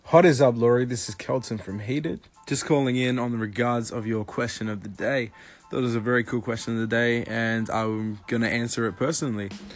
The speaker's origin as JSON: {"language": "English", "country": "Australia", "said": "I am from Australia"}